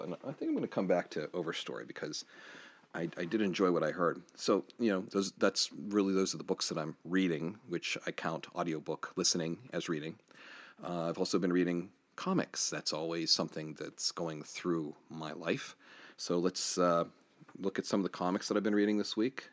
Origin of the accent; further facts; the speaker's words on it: Johnstown, Pennsylvania, United States; downtown Johnstown. That's my hometown. That's where I live currently.